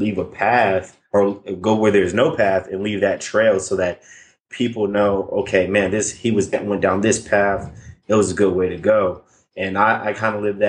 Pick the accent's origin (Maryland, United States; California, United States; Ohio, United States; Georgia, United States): Maryland, United States; Gaithersburg; moved away as an adult; now in San Antonio, United States; I'm from Gaithersburg, Maryland, born and raised